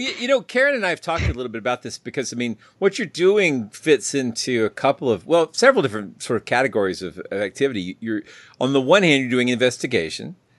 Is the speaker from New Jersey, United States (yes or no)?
no; Atlanta, Georgia, United States; I'm from the Atlanta area, and Atlanta shuts down at night